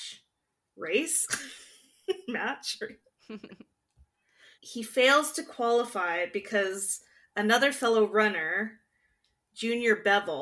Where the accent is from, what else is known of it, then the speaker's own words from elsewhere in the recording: Calgary, Alberta, Canada; oh, from Calgary